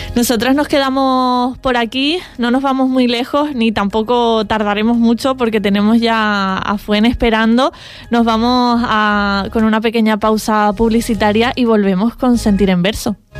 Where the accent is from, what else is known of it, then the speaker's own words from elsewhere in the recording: Canary Islands, Spain; los canarios y canarias hablamos de la manera eh, en la que la hacemos